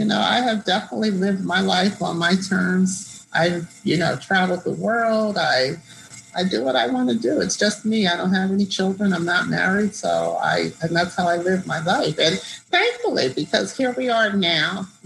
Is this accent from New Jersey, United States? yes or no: yes; New Jersey, United States; moved away as an adult; also born or lived in Washington, D.C. / Florida / New York / Spain; I grew up in South Jersey. So, you know, people say Jersey, Jersey. You know, they think like Newark or East Orange. No, I'm from the Philadelphia end.